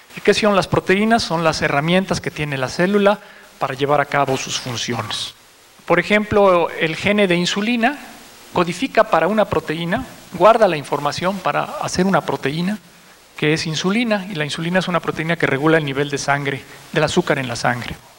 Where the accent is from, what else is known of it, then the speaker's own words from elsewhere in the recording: Mexico; como sociedad mexicana